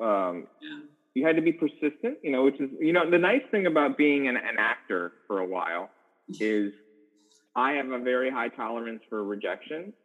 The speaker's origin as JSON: {"language": "English", "town": "Chicago", "region": "Illinois", "country": "United States", "tie": "born or raised there", "also_born_or_lived": "Los Angeles", "moved": "as an adult", "said": "was originally born in Chicago, Illinois."}